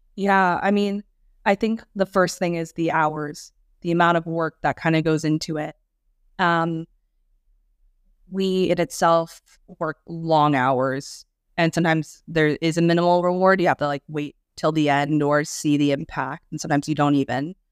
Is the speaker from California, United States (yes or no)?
no; New York, United States; also born or lived in China / San Diego; I'm actually from New York, and that's where I'm currently based.